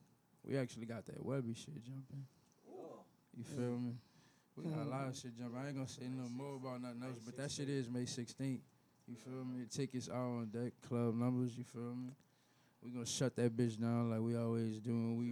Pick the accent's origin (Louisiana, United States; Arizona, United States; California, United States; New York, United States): Louisiana, United States; New Orleans; I'm from New Orleans.